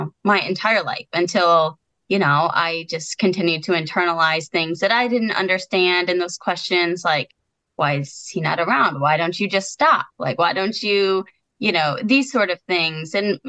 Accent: Connecticut, United States; born or raised there

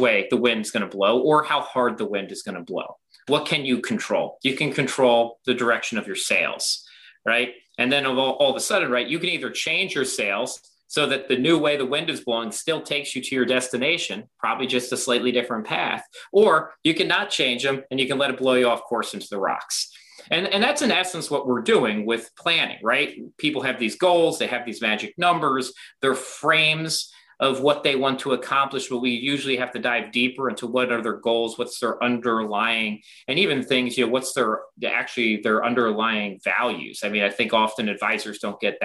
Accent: Baltimore, Maryland, United States; I grew up in Baltimore

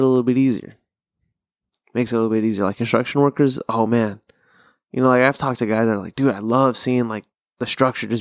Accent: Pasadena, California, United States; growing up in SoCal

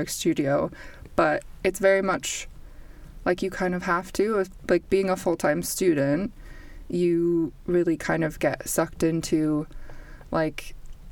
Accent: United States; moved away as an adult; also born or lived in Canada; now in Stoke-on-Trent, United Kingdom; I am Canadian born, American raised

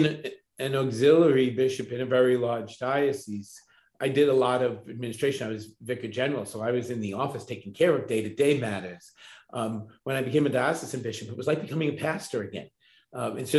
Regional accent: Long Island, New York, United States; moved away as an adult; also born or lived in Ohio; now in Brooklyn, United States; growing up on Long Island

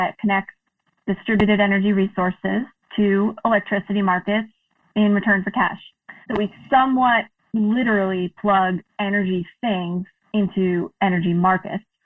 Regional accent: New York City, New York, United States; moved away as an adult; also born or lived in New Hampshire; now in Massachusetts, United States; I grew up in Queens in New York City

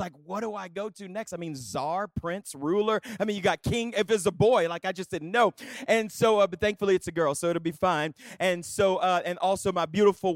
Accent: South Louisiana, United States; moved away as an adult; now in Colorado Springs, United States; I hail from the South Louisiana, born and raised. About a decade ago, my wife and I moved to Colorado Springs

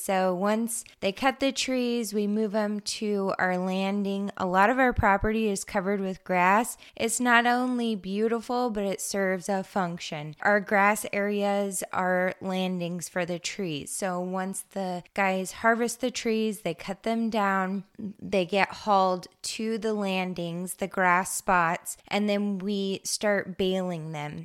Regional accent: Eastern Oregon, United States; now in Western Oregon, United States; I grew up in Eastern Oregon

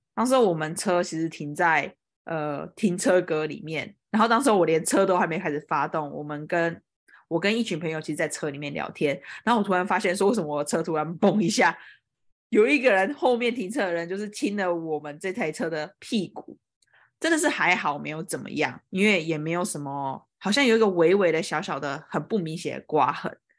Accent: Kaohsiung, Taiwan; moved away as an adult; also born or lived in Taipei, Taiwan; now in United States; 像我记得我好像以前小时候在高雄的时候就有被一台摩托车右转这样撞过来

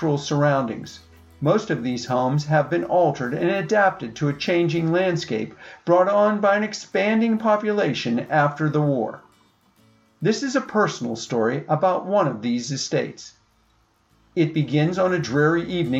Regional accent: Pittsburgh, Pennsylvania, United States; I was born in Pittsburgh and I've lived here all my life.

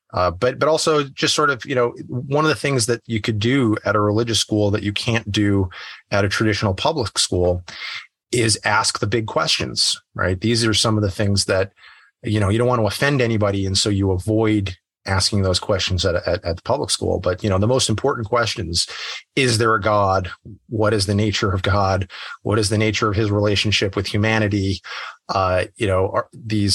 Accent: New Hampshire, United States; I grew up in a small town in New Hampshire, fewer than 10,000 people

